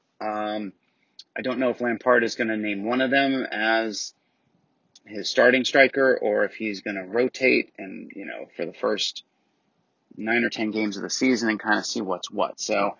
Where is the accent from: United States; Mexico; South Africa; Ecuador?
United States; as an American